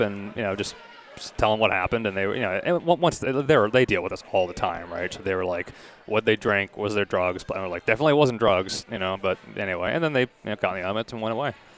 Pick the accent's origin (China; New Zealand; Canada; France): Canada; Toronto, Ontario; also born or lived in Kingston, Ontario / Indianapolis, Indiana; grew up here, so my parents' place